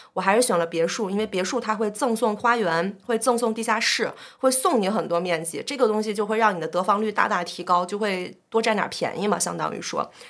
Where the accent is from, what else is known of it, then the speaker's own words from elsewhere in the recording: Beijing, China; 我是北京土著